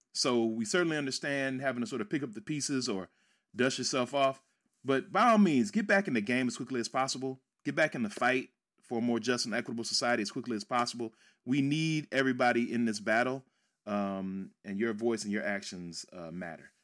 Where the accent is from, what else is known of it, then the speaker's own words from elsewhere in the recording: Midwest, United States; moved away as an adult; also born or lived in West Coast; I grew up in the Midwest